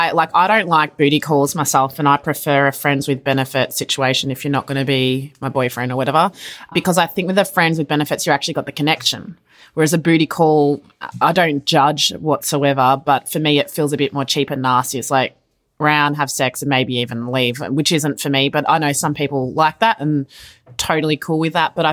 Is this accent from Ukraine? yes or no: no; Australia; I'm Aussie. this is a way of life.